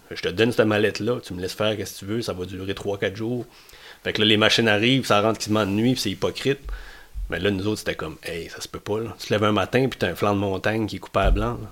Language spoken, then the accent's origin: French; Matapedia Valley, Gaspésie, Quebec, Canada; un gars du Riverside, matapédien, gaspésien, québécois